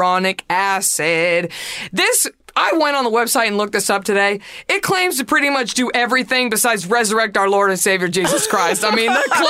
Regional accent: Texas, United States; represent my home state

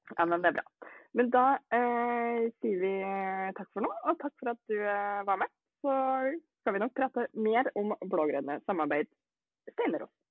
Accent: Norway; vi er jo nordmenn

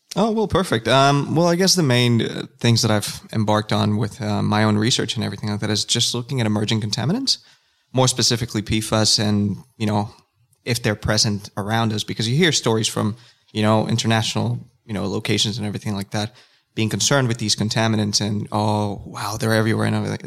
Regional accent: Nicaragua; first language Spanish; English is a second language; now in Australia; I am from a country called Nicaragua

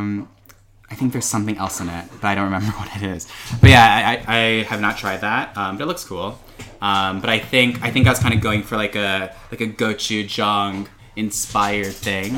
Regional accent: Chicago, Illinois, United States; born and raised in Chicago

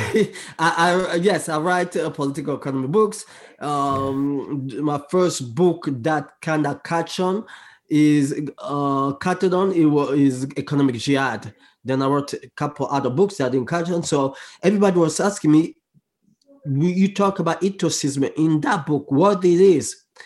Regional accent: DR Congo; English is a second language; I speak a lot on social issue in my home country, which is Congo, and around the world

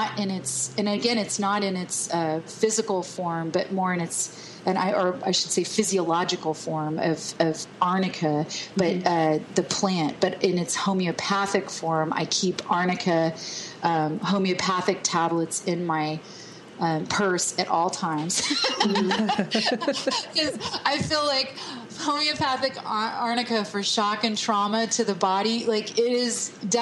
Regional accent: Texas, United States; I'm from Texas

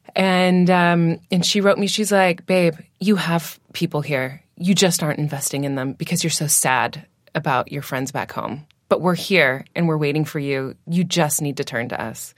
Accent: Washington, United States; accent: American; moved away as an adult; now in United Kingdom; I'm from, um, Washington State

